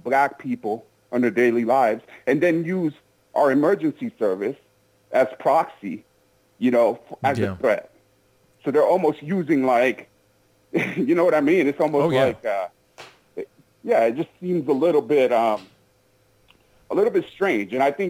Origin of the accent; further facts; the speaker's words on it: Minneapolis, Minnesota, United States; I'm from Minneapolis, so I've been there.